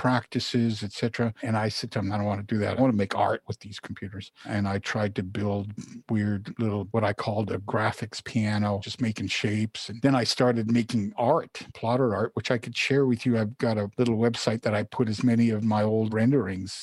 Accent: Toronto, Ontario, Canada; born or raised there; first language Polish; English is a second language; also born or lived in Poland

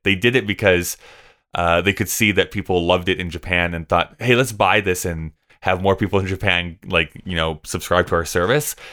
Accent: Canada; I'm Canadian.

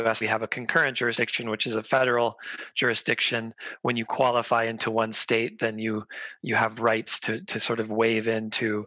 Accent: United States; moved away as an adult; now in United Kingdom; I grew up in the United States, and I'm a qualified U.S. lawyer.

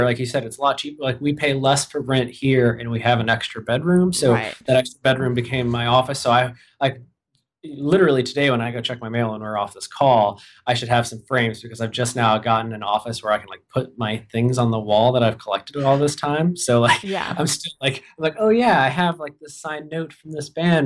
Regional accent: Michigan, United States; moved away as an adult; also born or lived in Ohio / Boston, Massachusetts; now in Minneapolis, United States; I'm from Michigan. That's where I'm from Ohio originally. Moved to Michigan. I was like 9, right before I turned 10. And I went to college there.

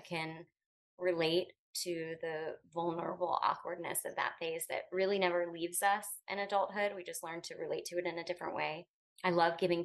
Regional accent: Pensacola, Florida, United States; moved away; I'm a native to Pensacola. I've lived a few other places and landed here

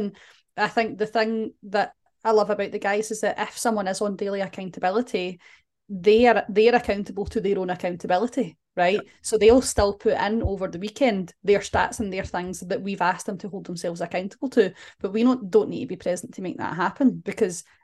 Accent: Glasgow, Scotland, United Kingdom; we're from Glasgow

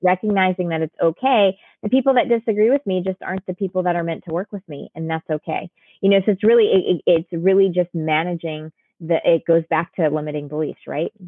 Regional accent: Connecticut, United States; My sister and I were, were born and raised in Connecticut.

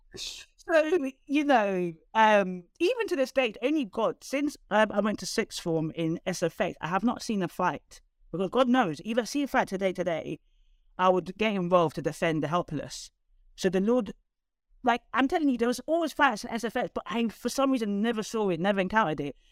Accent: London, United Kingdom; I was one of the only few people from North London

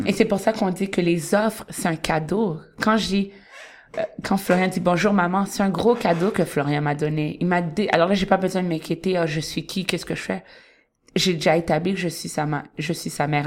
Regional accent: Montreal, Quebec, Canada; moved away as an adult; now in Toronto, Canada; je vais jamais dire que je viens de Toronto. Je suis très montréalaise

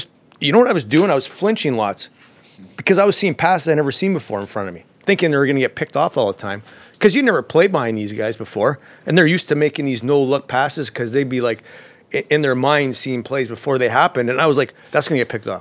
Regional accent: Alberta, Canada; moved away; I'm from Alberta.

